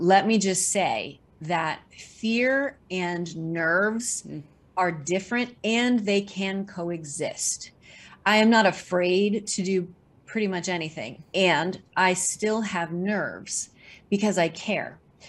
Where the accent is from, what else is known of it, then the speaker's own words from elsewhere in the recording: Missouri, United States; now in New York City, United States; living in New York City for the past 30 years in the theater, film, and television showbiz world. And I moved to New York City from Missouri to pursue a career in dance.